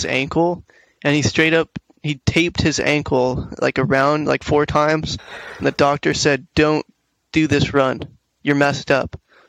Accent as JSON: {"language": "English", "town": "Santa Clarita", "region": "California", "country": "United States"}